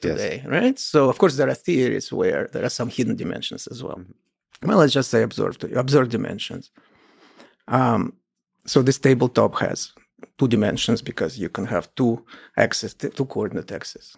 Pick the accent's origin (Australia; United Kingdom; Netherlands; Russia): Russia; Kolomna, Moscow Oblast; I grew up in the Soviet Union, in a small town near Moscow called Kolomna.